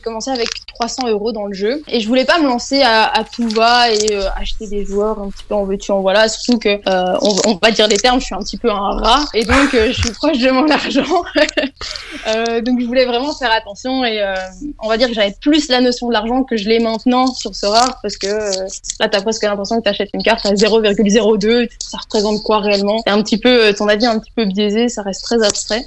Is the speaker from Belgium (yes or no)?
yes; Belgium; je suis belge